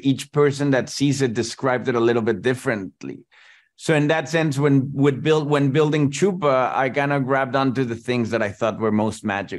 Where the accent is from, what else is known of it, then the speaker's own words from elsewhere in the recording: Mexico; I grew up in Mexico in the 90s.